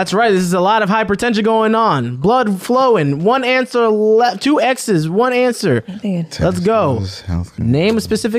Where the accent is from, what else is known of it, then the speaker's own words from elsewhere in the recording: New York City, New York, United States; I was raised in the Bronx where Double or Nothing was a thing.